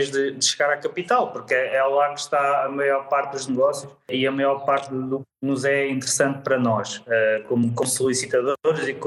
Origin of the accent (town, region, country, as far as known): Leiria, Leiria District, Portugal